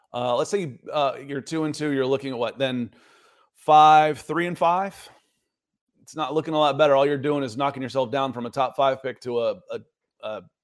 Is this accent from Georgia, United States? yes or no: yes; Atlanta, Georgia, United States; moved away; Y'all know I'm from Atlanta, right?